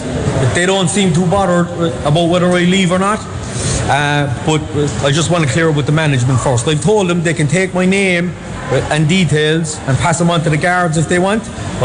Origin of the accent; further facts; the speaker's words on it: Ireland; because I'm an Irish citizen in this country, right?